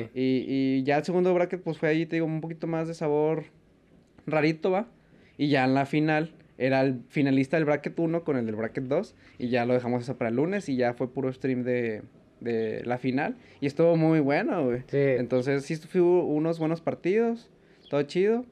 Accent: Mexico; como mexicano

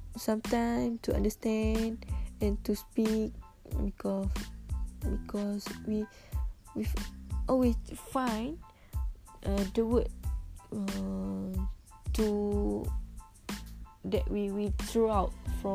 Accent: Malaysia; English is a second language; I'm from Kampung Girl. Okay, Kampung Girl, so yeah, cannot speak English.

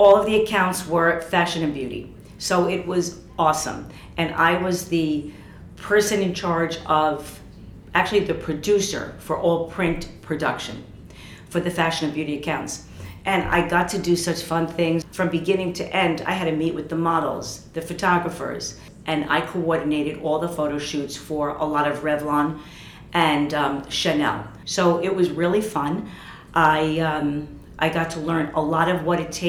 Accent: United States; moved away as an adult; also born or lived in New York / Paris; Working as an American in Paris, speaking French

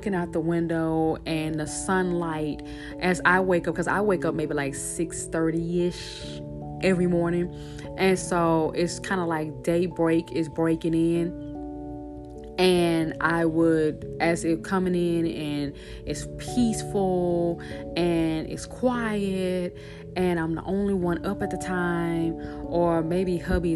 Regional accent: Shreveport, Louisiana, United States; my church in Shreveport, Louisiana. That's my hometown

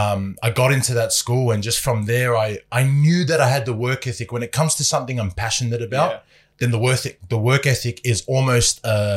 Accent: Otara, Auckland, New Zealand; born there; I was born in New Zealand. I was born in Otara, in a place in South Auckland.

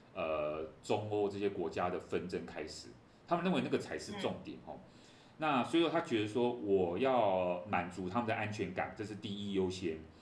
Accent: Taiwan; 我们觉得我们台湾人最熟悉这种东西嘛

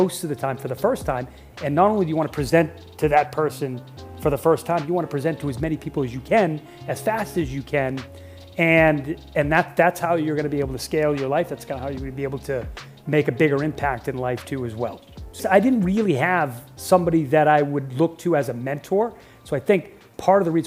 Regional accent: Boston, Massachusetts, United States; I was born in Boston, Massachusetts.

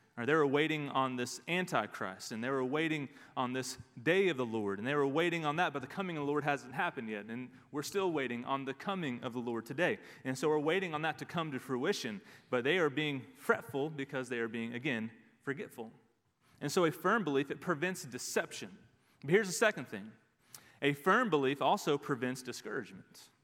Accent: Dallas, Texas, United States; We grew up in the Dallas area

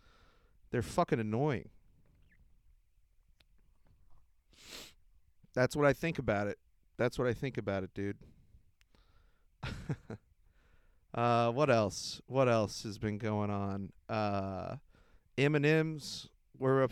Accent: United States; I'm American.

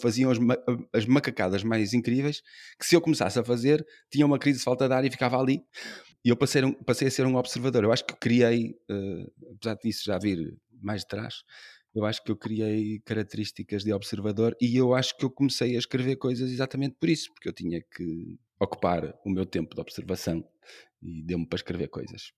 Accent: Braga, Norte, Portugal; now in Porto, Portugal; Eu gosto de viver no Porto e estou aqui desde 2009, que também não sou daqui, sou de Braga. Mas, apesar de ser do centro da cidade também, de Braga

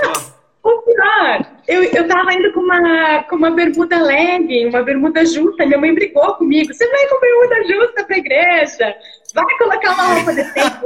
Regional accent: Curitiba, Paraná, Brazil; Eu sou de Curitiba

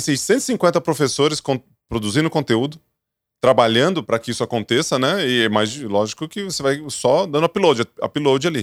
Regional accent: Ituverava, São Paulo, Brazil; eu sou do interior, viu, Gabriel? Então, tu me acha meio esquisito que eu sou do interior, sou de Tuverava

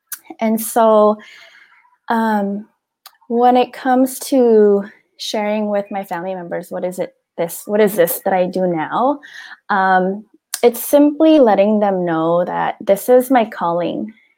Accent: Philippines; And especially being a Filipina growing up, you know, in with our culture

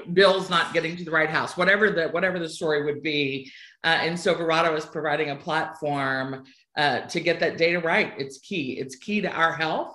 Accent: Sugar Land, Texas, United States; accent: twang; moved away; I'm originally from Texas, a town called Sugarland. You'll hear a twang come out on a word or two along the way

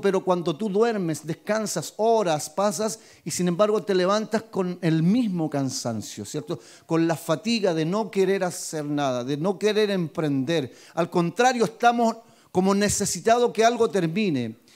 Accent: Talca, Maule, Chile; yo soy de Talca, mi ciudad es esta, mi nacimiento, mi cuna, mis padres, mis abuelos, todos de Talca

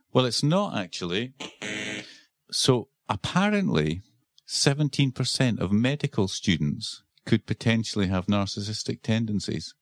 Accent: Scotland, United Kingdom; accent: Scottish; also born or lived in Edinburgh, Scotland; that's my Scottish accent coming out

